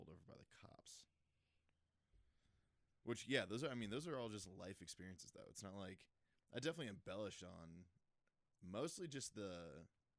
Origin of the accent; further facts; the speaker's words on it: Massachusetts, United States; moved away; I'm from Massachusetts. I went back home